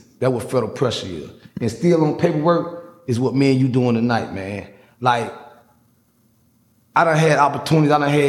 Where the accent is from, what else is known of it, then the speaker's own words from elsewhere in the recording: Miami, Florida, United States; I'm an OG from Miami, man.